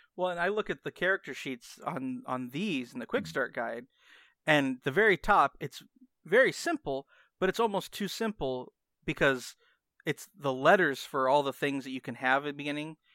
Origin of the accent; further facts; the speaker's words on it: United States; I'm American.